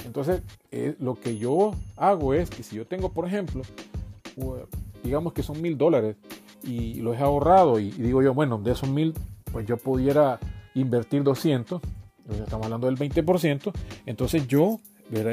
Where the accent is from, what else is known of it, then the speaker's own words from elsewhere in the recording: El Salvador; en mi país, ¿verdad? Que es El Salvador